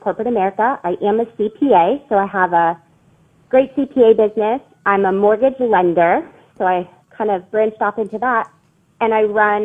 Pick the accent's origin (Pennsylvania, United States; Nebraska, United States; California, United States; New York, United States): Pennsylvania, United States; now in Richmond, United States; I'm from Pennsylvania, actually